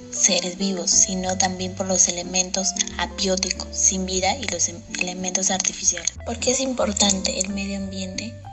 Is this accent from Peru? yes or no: yes; San Martín de Porres, Lima, Peru; Soy del Colegio Carlos Cueto Fernandini. Soy de San Martín de Porres.